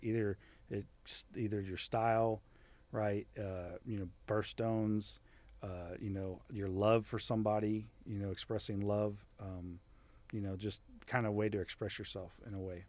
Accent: Miami, Florida, United States; moved away; growing up in Miami was awesome

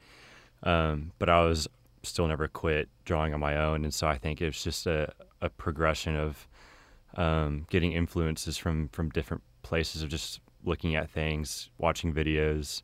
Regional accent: Keller, Texas, United States; I'm from Keller, which is near Fort Worth. And I grew up there pretty much my entire life

